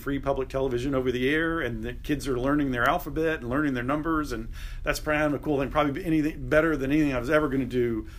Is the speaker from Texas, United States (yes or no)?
yes; Texas, United States; moved away as an adult; also born or lived in Reno; now in Kansas City, United States; I was born in Texas and grew up there. Went to school in Austin at University of Texas